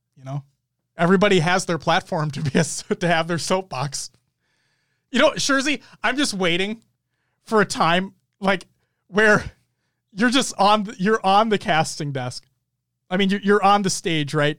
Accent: Minnesota, United States; We are from Minnesota

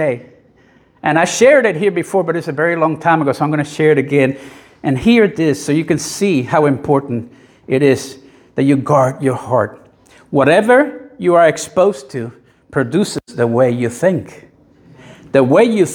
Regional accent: Puerto Rico; I grew up in the 60s and early 70s in Puerto Rico

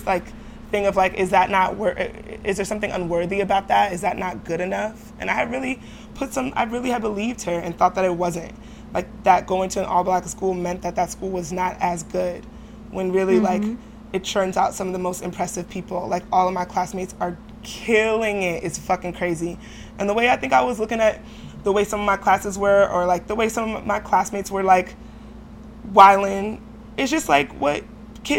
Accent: New York City, New York, United States; Me and my roommate, we're both from Brooklyn

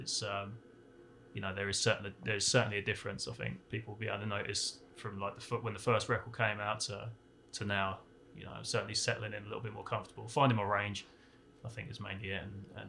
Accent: Portsmouth, South East England, United Kingdom; now in United States; well, I'm originally from a town called Portsmouth in south coast of England. Been in America for about 3 years, but I've been coming back and forth for about 10 years now.

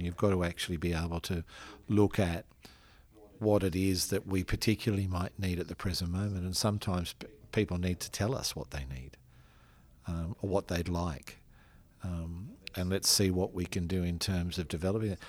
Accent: Australia; as an Australian man and as an Australian priest

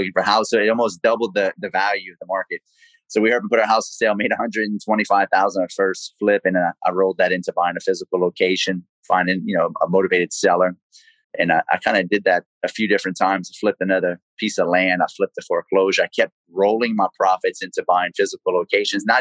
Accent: Lafayette, Louisiana, United States; accent: South Louisiana; as you can probably tell from my South Louisiana accent, I'm from Cajun country, South Louisiana, Lafayette, Louisiana. Born and raised there

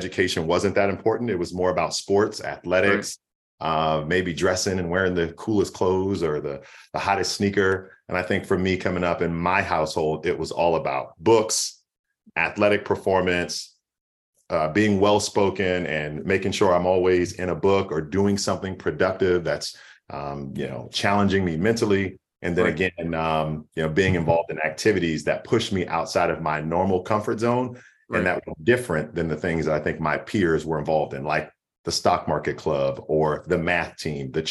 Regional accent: Washington, D.C. area, Prince George's County, Maryland, United States; I grew up in the Washington, D.C. area, PG County, to be specific

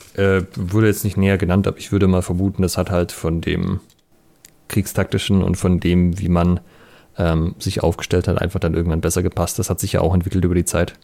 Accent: Southern Germany, Germany; ich bin ja hier in Süddeutschland auf dem Dorf aufgewachsen

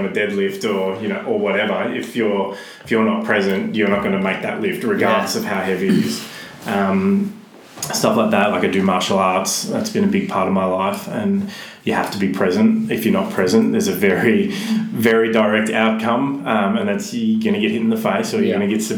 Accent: Melbourne, Victoria, Australia; from Glenroy, went to school in Broadmeadows

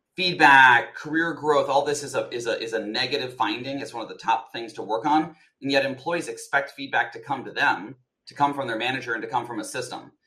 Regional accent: Colorado, United States; moved away as an adult; also born or lived in Texas; now in New York, United States; I was born in Texas, but spent most of my life in Colorado

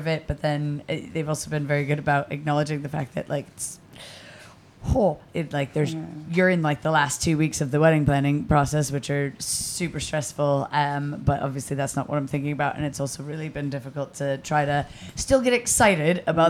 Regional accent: Boston, Massachusetts, United States; moved away as an adult; now in Glasgow, United Kingdom; I'm American, if anybody hadn't noticed, from Boston

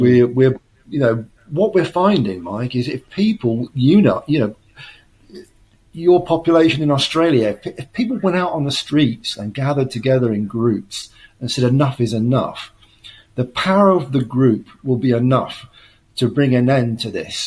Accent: United Kingdom

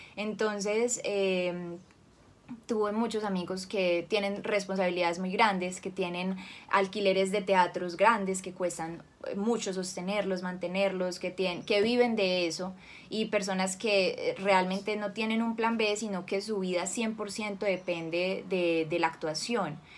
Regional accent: Cali, Valle del Cauca, Colombia; yo nací en Cali, nací en 1993

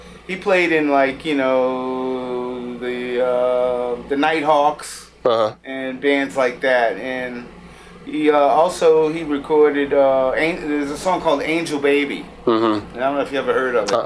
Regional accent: New Orleans, Louisiana, United States; I grew up in the Lower Ninth Ward

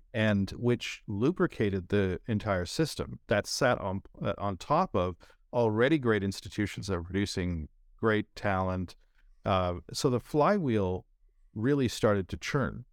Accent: Canada; moved away as an adult; also born or lived in India; now in San Francisco, United States

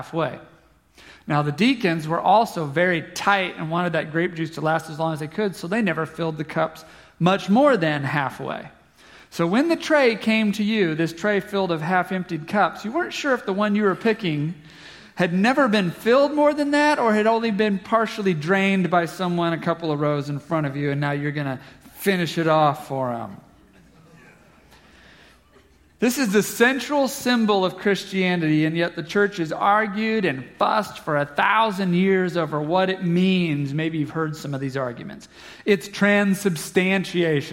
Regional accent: Southeast Kansas, United States; I'm from Southeast Kansas

